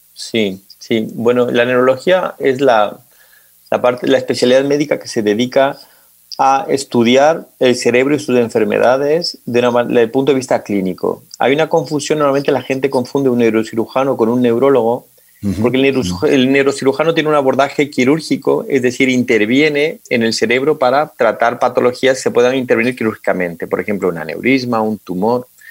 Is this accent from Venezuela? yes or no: no; Ecuador; moved away as an adult; also born or lived in Santiago, Chile; now in Madrid, Spain; Y yo pues nací en Santiago de Chile porque mi madre es chilena, pero nos mudamos a Ecuador al poco tiempo de nacer porque mi papá es ecuatoriano y estudié en Ecuador toda mi, vida escolar, secundaria y también la universitaria en la Universidad Central del Ecuador